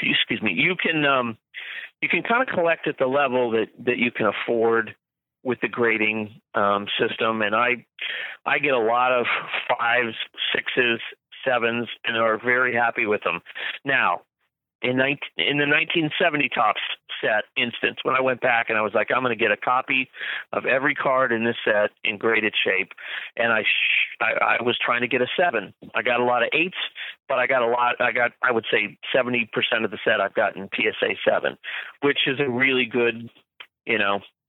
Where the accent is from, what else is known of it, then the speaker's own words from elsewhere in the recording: Florida, United States; when I was a kid growing up in Florida